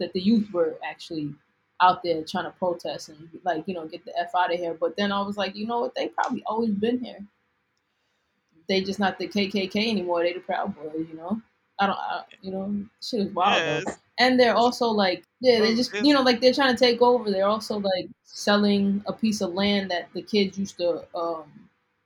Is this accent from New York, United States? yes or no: yes; Long Island, New York, United States; moved away as an adult; now in Brooklyn, United States; the town I grew up in, like, I live in Brooklyn now, right? But I'm from Long Island